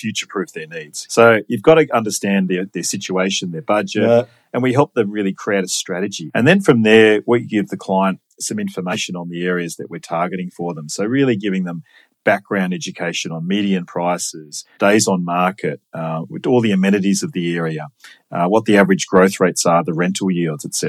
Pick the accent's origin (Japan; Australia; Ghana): Australia; Sydney, New South Wales; I grew up in Sydney, grew up in Linfield and went to Macquarie University